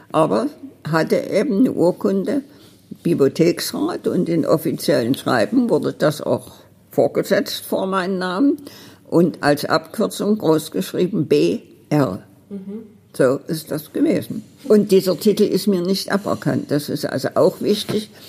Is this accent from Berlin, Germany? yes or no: yes; Berlin, Germany; Ich komme aus Berlin.